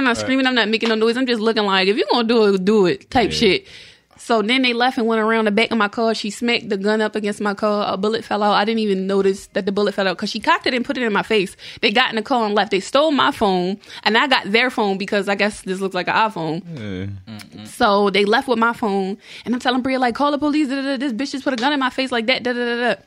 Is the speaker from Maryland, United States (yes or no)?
yes; Baltimore, Maryland, United States; moved away; I'm from Baltimore.